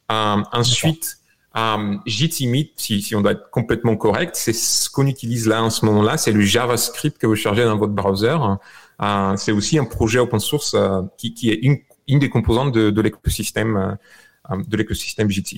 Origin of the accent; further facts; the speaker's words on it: Bulgaria; French is a second language; moved away as an adult; also born or lived in France; now in United States; je suis né en Bulgarie, je suis arrivé en France euh, euh, quand j'avais 21 ans, en 2001